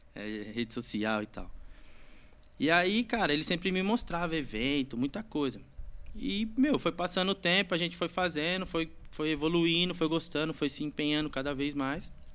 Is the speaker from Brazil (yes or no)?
yes; Santa Isabel, São Paulo, Brazil; sou nascido e criado aqui em São Isabel mesmo